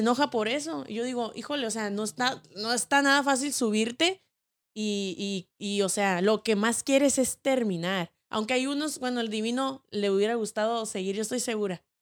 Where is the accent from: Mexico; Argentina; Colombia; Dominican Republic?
Mexico; somos mexicanos y somos una familia.